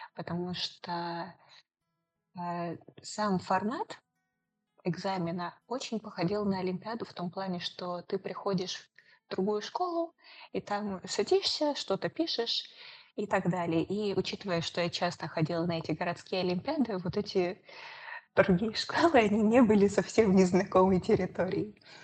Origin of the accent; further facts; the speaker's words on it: Moscow Oblast, Russia; я сама из Московской области